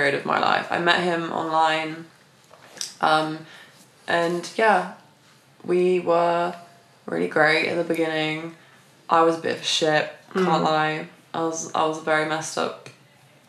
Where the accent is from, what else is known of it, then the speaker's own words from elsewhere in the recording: the Cotswolds, South West England, United Kingdom; moved away as an adult; now in London, United Kingdom; I'm actually from the Cotswolds, a small village